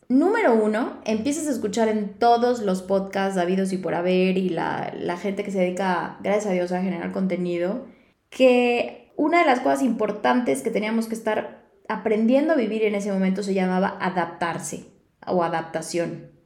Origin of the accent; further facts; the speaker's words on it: Yucatán, Mexico; now in Mexico City, Mexico; yo soy yucateca